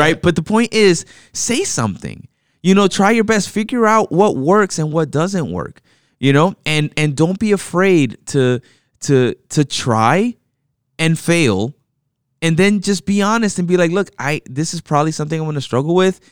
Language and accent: English; United States; I, myself, was born here in the States, you know, and raised in the States